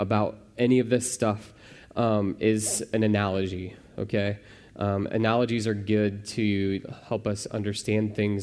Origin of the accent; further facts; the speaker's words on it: Midwest, United States; I'm from the Midwest